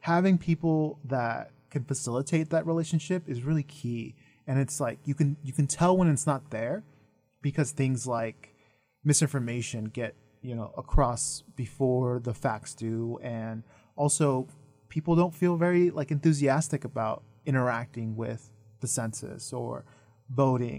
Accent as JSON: {"language": "English", "region": "Idaho", "country": "United States", "tie": "born or raised there", "said": "growing up in Idaho, I ended up translating a lot for, like, my mom and my family."}